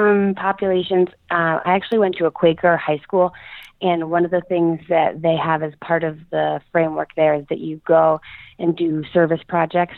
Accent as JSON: {"language": "English", "town": "Philadelphia", "region": "Pennsylvania", "country": "United States", "tie": "born or raised there", "also_born_or_lived": "upstate New York", "moved": "as an adult", "said": "I grew up in the Philadelphia area, right outside of Philadelphia"}